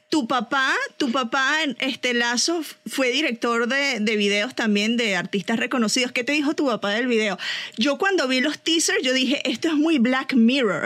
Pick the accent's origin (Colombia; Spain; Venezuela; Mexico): Venezuela; como venezolana